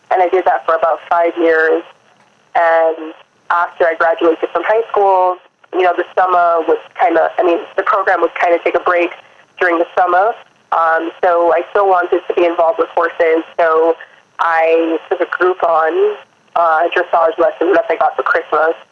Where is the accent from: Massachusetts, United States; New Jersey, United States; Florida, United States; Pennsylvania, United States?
Florida, United States; also born or lived in Kingston, Jamaica; So I was born in Kingston, Jamaica, um, and I moved to Florida when I was seven years old.